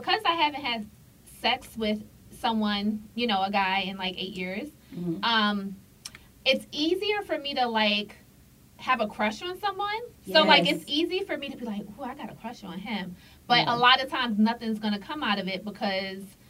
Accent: New York City, New York, United States; I'm from the hood. I'm from Red Hook Projects

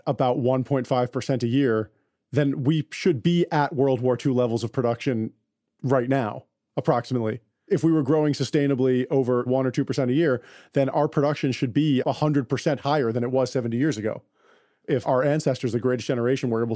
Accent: United States; as an American

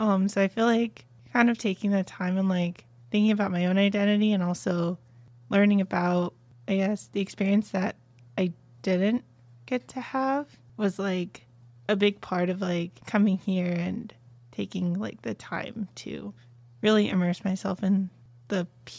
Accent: Kazakhstan; born there; oh, I was born in Kazakhstan. Like, you don't even know where that is.

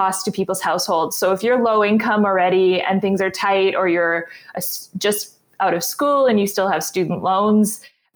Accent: Winnipeg, Manitoba, Canada; I'm from Winnipeg, Manitoba, and I'm actually almost an architect

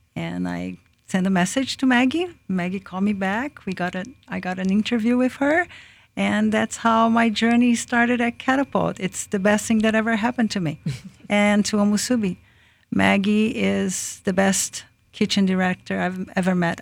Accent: Brazil; now in Lakeland, United States; I was born in Brazil. I am, um, Jap, uh, Japanese descendant.

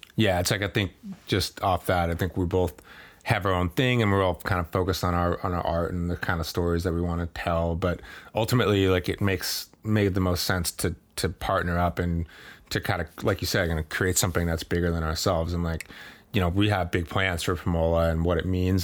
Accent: Maine, United States; moved away as an adult; also born or lived in Boston; I grew up in Maine and that's my home

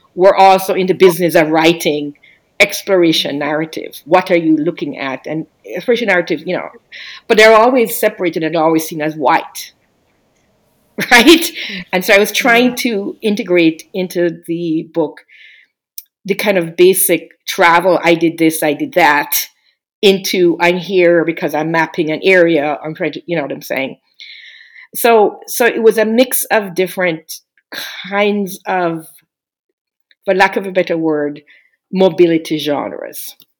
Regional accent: Jamaica; now in United States; I'm um, a Jamaican immigrant to the U.S., I've been here over 30 years

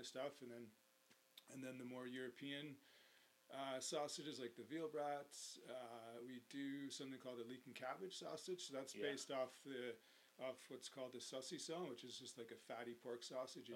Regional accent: Canmore, Alberta, Canada; I grew up in Canmore

